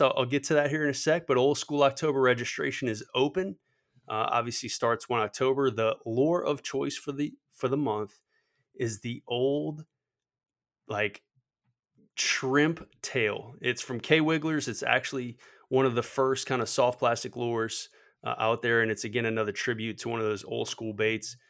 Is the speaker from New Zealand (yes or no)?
no; Metairie, Louisiana, United States; born or raised there